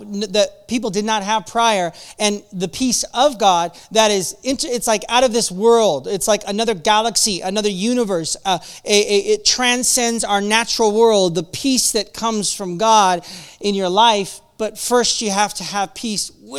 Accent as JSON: {"language": "English", "country": "United States", "moved": "yes", "lives_now": "Calgary, Canada", "said": "I'm American"}